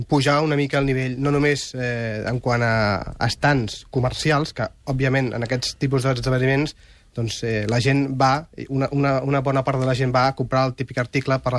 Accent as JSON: {"language": "Catalan", "region": "Catalonia", "country": "Spain", "said": "hi ha altra gent com eh, Blog Museum, que som també catalans"}